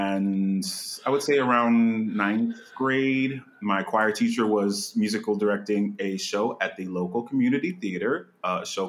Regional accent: Slidell, Louisiana, United States; also born or lived in New Orleans, Louisiana; So I was born in New Orleans, and I grew up right outside New Orleans in a little town called Slidell, Louisiana.

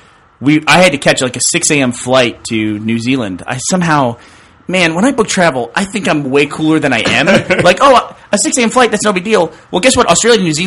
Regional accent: Houston, Texas, United States; when I was growing up in Houston

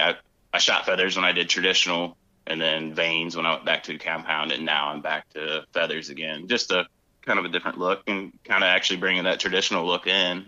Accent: North Central Ohio, United States; I grew up in North Central Ohio

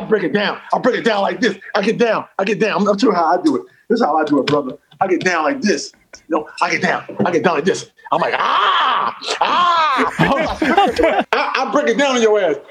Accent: North Carolina, United States; moved away; also born or lived in New York; I'm also a country boy from North Carolina

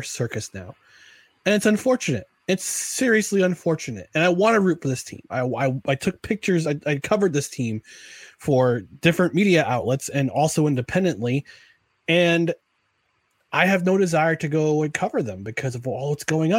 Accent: Albany, New York, United States

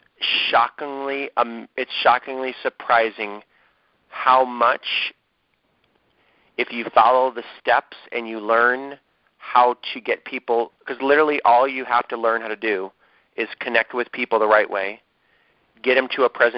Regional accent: Ohio, United States; I am from Ohio

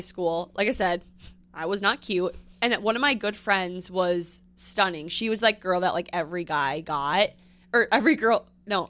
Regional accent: Northfield, Minnesota, United States; moved away as an adult; also born or lived in North Dakota; now in New York, United States; born there, raised there, and then I went to college in North Dakota, North Dakota State University, and then I moved back to Minnesota, and then now I live in New York.

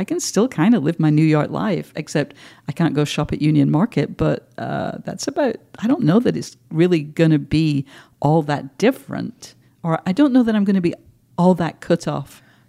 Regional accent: England, United Kingdom; now in Scotland, United Kingdom; as an English person I was always very aware that, like, you get these weird Scottish notes.

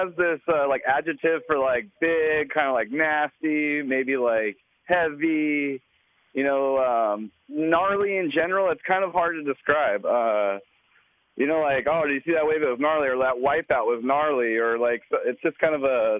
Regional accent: Imperial Beach, California, United States; I'm from Imperial Beach, California.

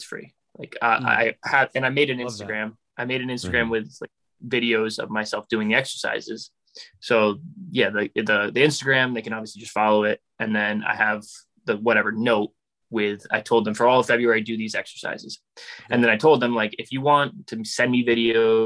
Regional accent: New York, United States; moved away as an adult; also born or lived in Germany / Ireland / Edmonton, Canada; I grew up in New York, about an hour and a half from the city, played for youth club East Fishkill Thunder, went to John Jay High School

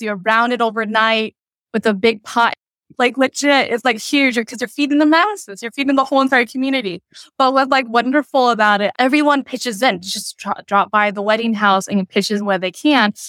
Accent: United States; first language Cham; I grew up and raised in America

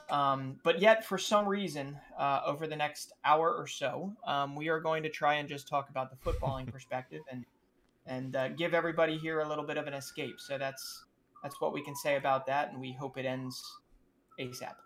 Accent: United States; being an American

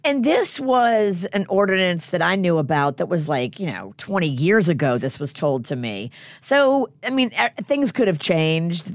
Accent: New Orleans, Louisiana, United States; I grew up in New Orleans

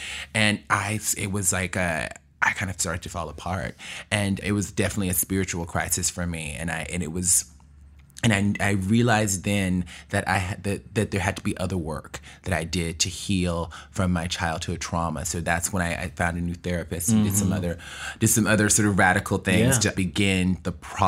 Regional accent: New York, United States; I'm a hustler. That's how it happened. I'm from New York.

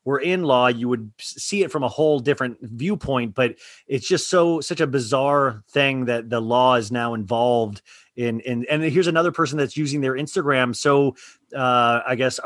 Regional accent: Kansas, United States; I grew up in Kansas, middle class

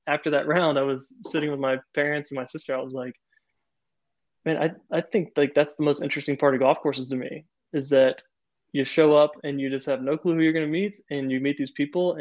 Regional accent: Florida, United States; moved away; also born or lived in Chicago / the South; I grew up in Florida

